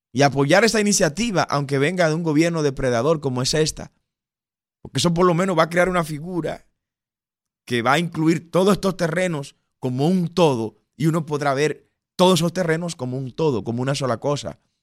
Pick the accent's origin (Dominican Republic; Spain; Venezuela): Dominican Republic